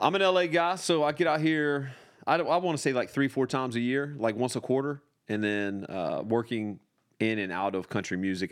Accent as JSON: {"language": "English", "town": "Raleigh", "region": "North Carolina", "country": "United States", "tie": "born or raised there", "moved": "yes", "lives_now": "Los Angeles, United States", "said": "I was born in Raleigh"}